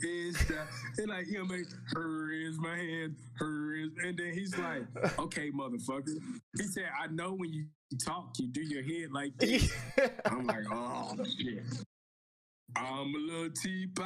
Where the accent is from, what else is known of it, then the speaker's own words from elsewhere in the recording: East Texas, United States; moved away as an adult; also born or lived in California; born and raised East Texas, coming to California, you know, for the first time.